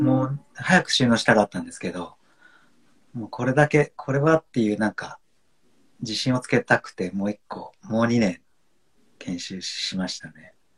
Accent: Honshu, Japan; now in Niseko, Japan; 本州出身

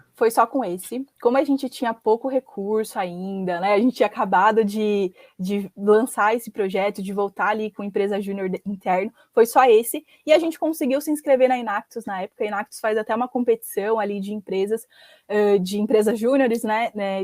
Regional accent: Mogi das Cruzes, São Paulo, Brazil; sou aqui de Mogi das Cruzes mesmo, então onde a Hubify fica, onde é a nossa matriz aqui. E nasci aqui, cresci aqui

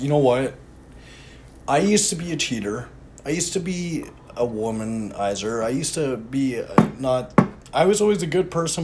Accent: Canada; I'm Canadian.

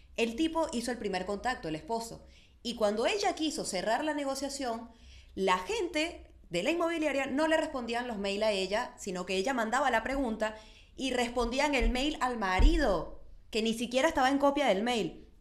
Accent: Venezuela; soy venezolana

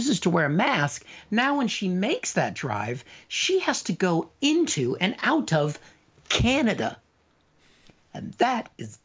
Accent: United States; moved away as an adult; now in United Kingdom; back in my home country of the United States

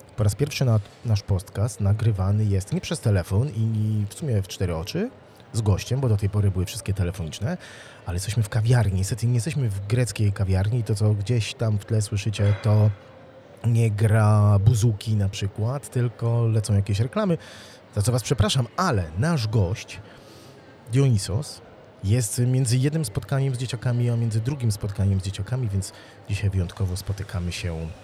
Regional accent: Wrocław, Lower Silesian Voivodeship, Poland; jak ja byłem małym chłopcem, ja mieszkałem we Wrocławiu

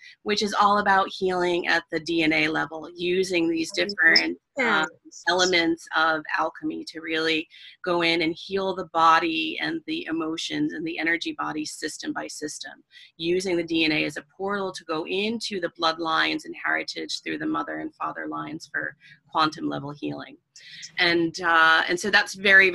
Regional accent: Schenectady, New York, United States; moved away; my hometown, which isn't a big place, but Schenectady, New York

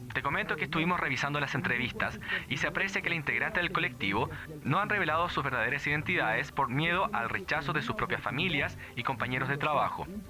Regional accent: Chile; accent: extremadamente chileno; me ha retado constantemente por no pronunciar las S, comerme las D, hablar como chileno, extremadamente chileno

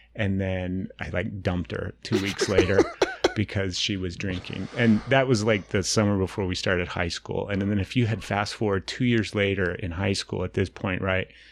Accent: Utah, United States; I grew up here in Utah

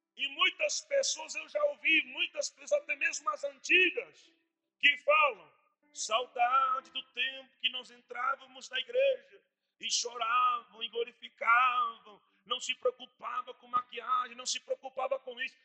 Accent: Montevideo, Uruguay; moved away as an adult; also born or lived in Rio Grande do Sul, Brazil; now in Brazil; Há 11 anos já vai ser que estou no Brasil. Sou da capital do Uruguai, Montevidéu

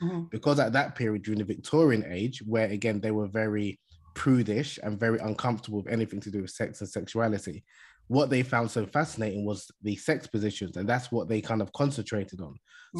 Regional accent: Nigeria; I'm originally from Nigeria, as I mentioned in the beginning, in West Africa. Although I'm a Muslim and most of my family are Muslim, half of my family, my mom's side, are Christian.

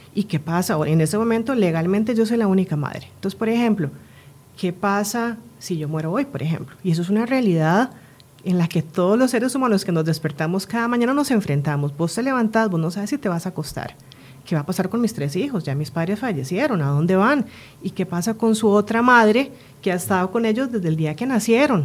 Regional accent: Costa Rica; moved away; also born or lived in Spain; yo soy tica española, mi esposa es suiza, nos movemos a Costa Rica por temas de trabajo, regresamos al país después de muchos años

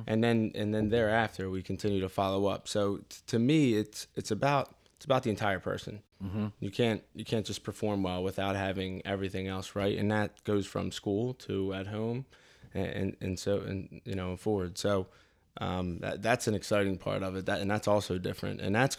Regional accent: Delaware County, Pennsylvania, United States; I grew up in Delaware County

